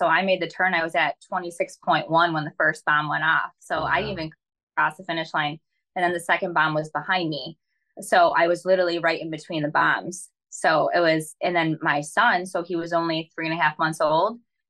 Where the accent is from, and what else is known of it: Michigan, United States